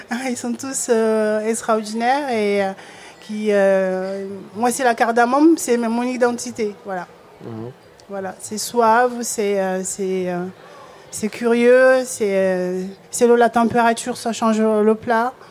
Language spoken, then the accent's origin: French; Comoros; now in Marseille, France; je suis née aux Comores.